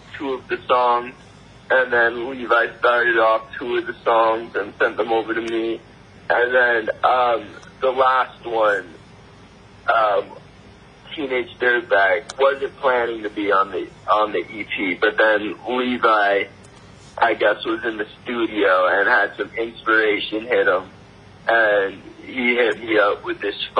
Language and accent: English; Burlington, Vermont, United States; born there; also born or lived in Montreal / Tennessee; I wasn't born here. I was born in the States. I was born in Burlington, Vermont.